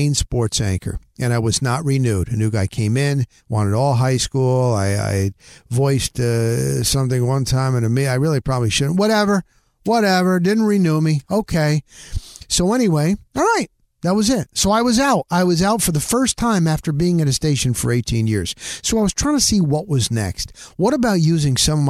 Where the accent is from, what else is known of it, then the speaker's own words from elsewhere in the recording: northern New Jersey, United States; moved away; also born or lived in Tampa Bay area; I'm formerly from New Jersey. That's where I grew up, in northern New Jersey